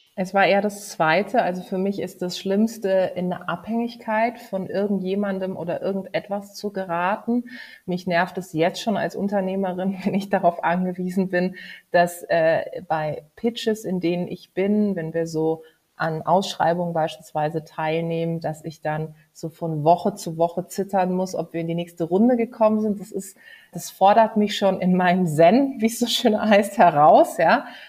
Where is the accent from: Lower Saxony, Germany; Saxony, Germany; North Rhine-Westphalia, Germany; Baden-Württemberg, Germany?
Baden-Württemberg, Germany; Karlsruhe; moved away; in meiner Heimatstadt in Karlsruhe